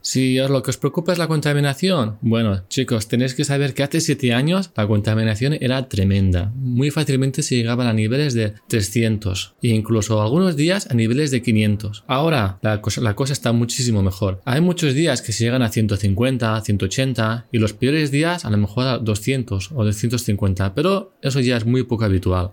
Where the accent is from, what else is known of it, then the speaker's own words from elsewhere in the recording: Barcelona, Catalonia, Spain; now in Xi'an, China; soy de Barcelona y me ha costado mucho adaptarme al hecho de que aquí en Xi'an no hay playa.